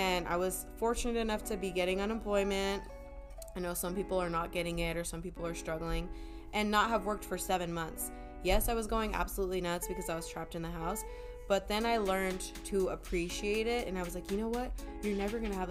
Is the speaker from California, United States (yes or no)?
yes; Oxnard, California, United States; moved away as an adult; also born or lived in Ventura County; now in Los Angeles, United States; I'm from Oxnard